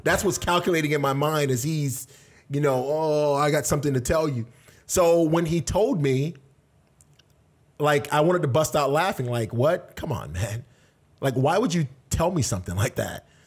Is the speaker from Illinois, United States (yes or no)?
no; Tampa, Florida, United States; also born or lived in Washington; I was born in Tampa, Florida, so I'm originally from this area